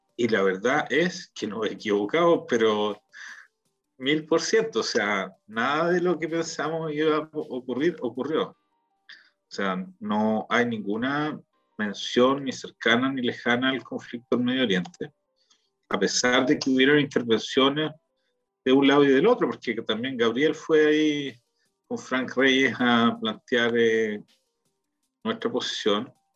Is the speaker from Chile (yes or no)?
yes; Chile; now in Israel; éramos chilenos